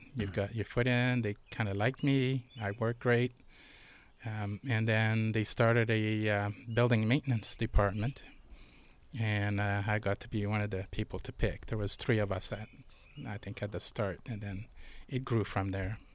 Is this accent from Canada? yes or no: yes; Montreal, Quebec, Canada; moved away; I was born and raised in Montreal